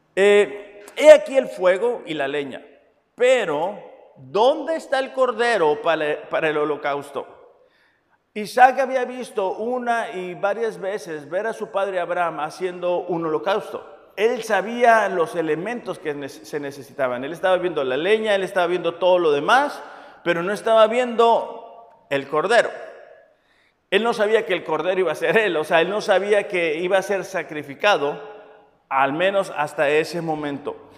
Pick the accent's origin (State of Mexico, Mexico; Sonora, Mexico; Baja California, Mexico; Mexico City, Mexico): Baja California, Mexico; Mexicali; yo soy de Mexicali